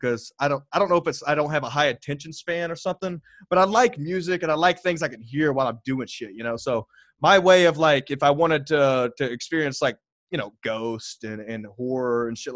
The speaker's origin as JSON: {"language": "English", "region": "Texas", "country": "United States", "also_born_or_lived": "Alaska", "said": "I was from Texas"}